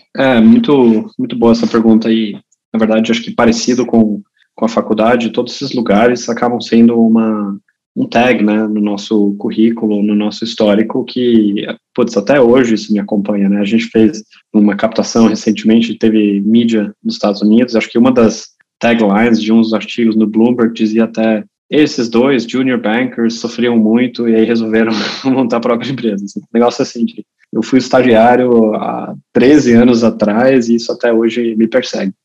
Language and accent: Portuguese; Brazil; moved away; also born or lived in Germany; eu originalmente sou alemão, né? Eu cresci no Brasil, mas sou alemão